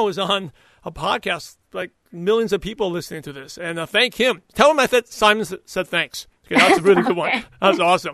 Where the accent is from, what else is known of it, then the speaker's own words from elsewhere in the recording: New York City, New York, United States; I grew up in New York City